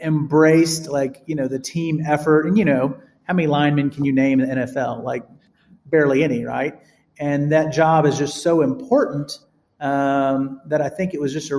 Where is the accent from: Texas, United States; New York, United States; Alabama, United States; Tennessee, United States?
Alabama, United States; Vestavia Hills; I grew up in Birmingham